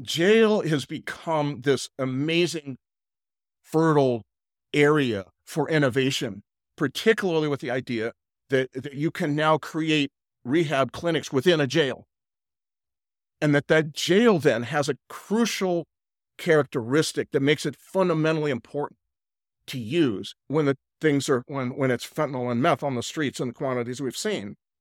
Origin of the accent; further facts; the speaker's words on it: California, United States; moved away as an adult; now in Nashville, United States; I'm really Californian at all my life